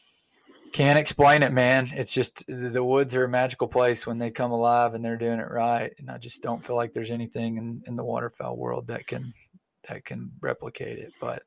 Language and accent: English; Arkansas, United States; I grew up in Arkansas like you.